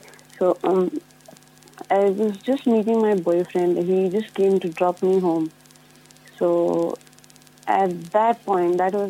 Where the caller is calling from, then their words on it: New Zealand; I'm calling from New Zealand.